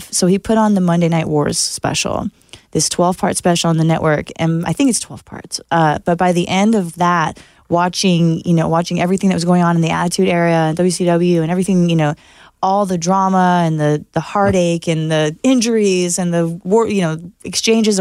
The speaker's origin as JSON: {"language": "English", "town": "Santa Monica", "region": "California", "country": "United States", "said": "I'm from Santa Monica"}